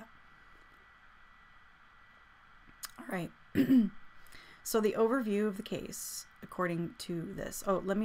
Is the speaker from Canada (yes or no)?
yes; Canada; as a Canadian citizen